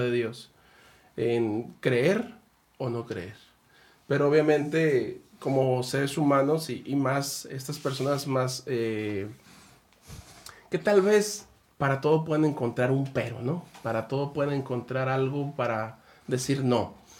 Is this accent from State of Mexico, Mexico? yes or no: no; Guamúchil, Sinaloa, Mexico; also born or lived in El Fuerte, Sinaloa; now in Ensenada, Mexico; yo soy de Sinaloa, de Guamuchil, y ya estuve pues en Guamuchil, El Fuerte